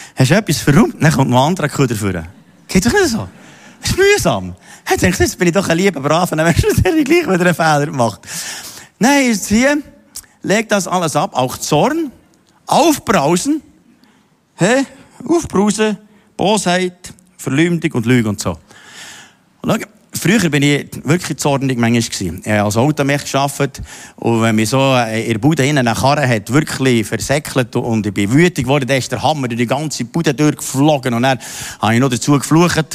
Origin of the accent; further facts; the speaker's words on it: Simmental, Bern, Switzerland; ich bin im Bauer aufgewachsen, im Simmental hinter